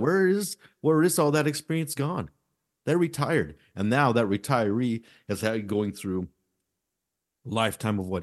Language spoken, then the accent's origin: English; United States; we as this American public